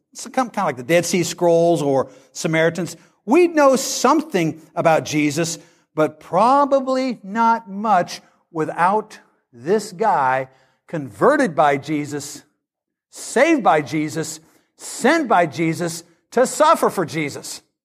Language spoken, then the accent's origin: English; Great Bend, Kansas, United States; moved away; I come from Great Bend, Kansas.